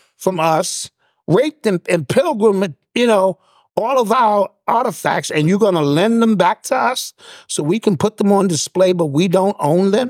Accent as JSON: {"language": "English", "town": "Detroit", "region": "Michigan", "country": "United States", "said": "I'm from Detroit"}